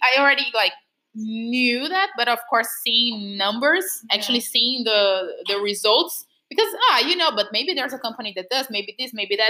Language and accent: English; Brazil; I'm not from from Spain. I am not even from Portugal. I'm Brazilian